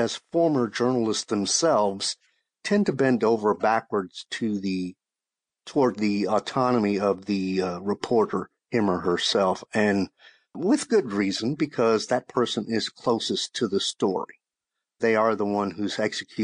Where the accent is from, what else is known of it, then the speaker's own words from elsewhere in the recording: Shreveport, Louisiana, United States; moved away; also born or lived in Texas; I wound up working at my hometown paper in Shreveport, Louisiana